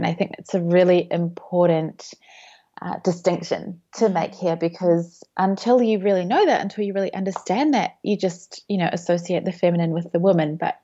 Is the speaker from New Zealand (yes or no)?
yes; New Zealand; moved away as an adult; now in Melbourne, Australia; I grew up in New Zealand, so moved to Melbourne